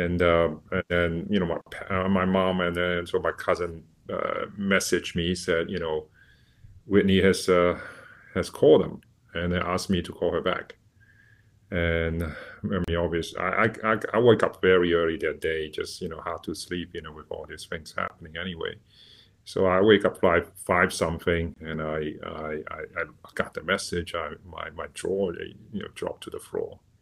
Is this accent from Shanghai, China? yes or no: yes; Shanghai, China; moved away; when I was a child in a, you know, at the, in the seventies, uh, growing up in Shanghai